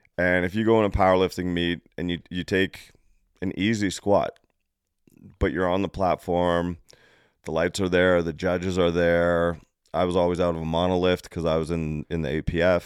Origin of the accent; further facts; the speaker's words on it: Canada; I come down from Canada